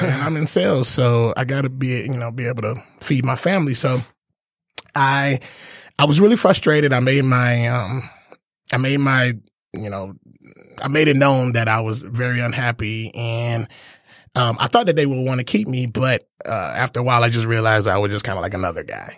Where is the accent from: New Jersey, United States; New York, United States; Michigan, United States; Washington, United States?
Michigan, United States; Detroit; I'm born and raised in Detroit, went to Cass.